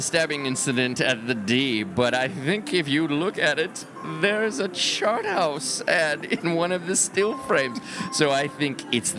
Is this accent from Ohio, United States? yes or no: yes; outside of Cleveland, Ohio, United States; growing up outside of Cleveland